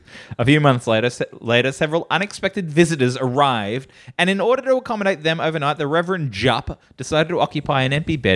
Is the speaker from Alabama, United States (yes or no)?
yes; Alabama, United States; now in Cummington, United States; I grew up in Alabama, and I moved to Cummington, Massachusetts as soon as I heard of such a silly name place.